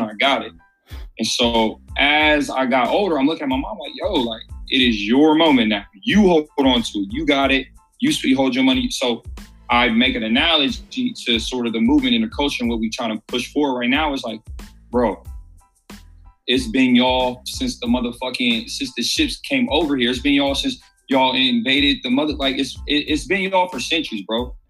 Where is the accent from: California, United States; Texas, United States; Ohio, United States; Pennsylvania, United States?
Ohio, United States; Columbus; also born or lived in Cleveland; born and raised in Columbus